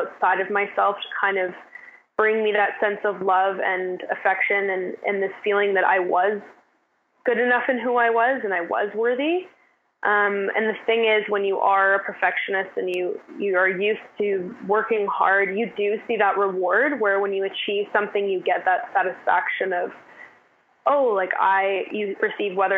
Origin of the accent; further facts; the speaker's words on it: West Vancouver, British Columbia, Canada; the North Shore and more specifically West End is where I grew up